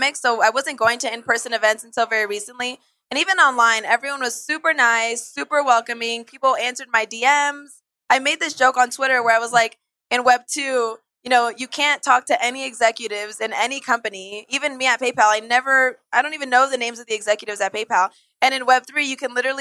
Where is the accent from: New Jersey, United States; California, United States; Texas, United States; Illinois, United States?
California, United States; Bay Area; also born or lived in Bogotá, Colombia; I grew up in the Bay Area, which for those who aren't familiar, that's basically Silicon Valley